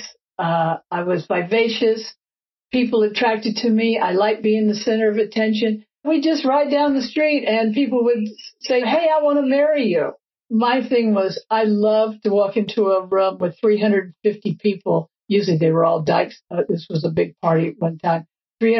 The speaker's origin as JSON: {"language": "English", "region": "Texas", "country": "United States", "tie": "born or raised there", "moved": "as an adult", "lives_now": "San Francisco, United States", "said": "being gay growing up in Texas"}